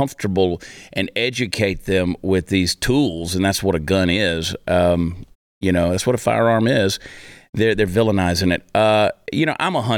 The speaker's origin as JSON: {"language": "English", "region": "Georgia", "country": "United States", "tie": "born or raised there", "said": "I grew up in Georgia"}